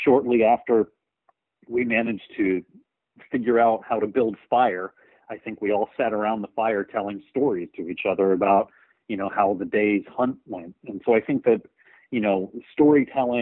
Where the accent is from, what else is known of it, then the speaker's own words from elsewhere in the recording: rural Texas, United States; I grew up in Texas, in rural Texas, you know, which is a real storytelling culture